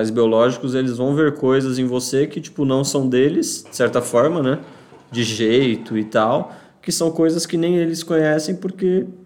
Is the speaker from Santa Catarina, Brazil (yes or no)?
yes; Criciúma, Santa Catarina, Brazil; Mas eu sou de Santa Catarina. Breaking news. Criciúma, para ser mais exato.